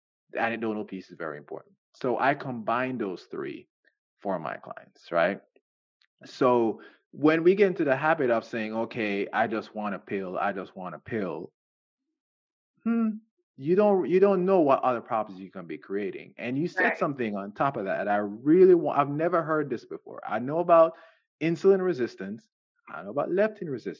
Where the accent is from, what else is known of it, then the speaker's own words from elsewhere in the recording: Jamaica; I'm Jamaican